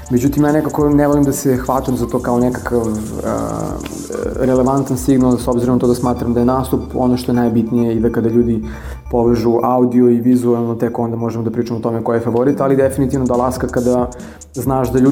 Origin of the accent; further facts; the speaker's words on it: Vranje, Pčinja District, Serbia; moj rodni grad Vranje